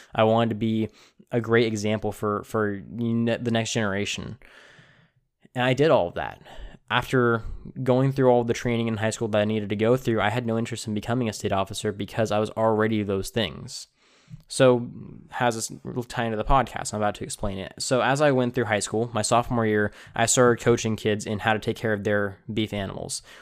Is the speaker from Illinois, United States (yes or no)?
no; Tulare, California, United States; I grew up in Tulare, California, which is a uh, you know a very agricultural town